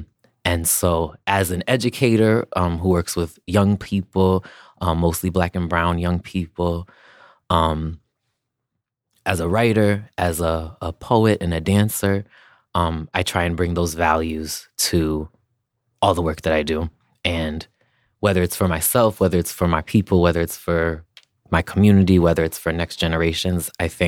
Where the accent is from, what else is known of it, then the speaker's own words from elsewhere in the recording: Amherst, Massachusetts, United States; Because I'm from Massachusetts. I grew up in Massachusetts on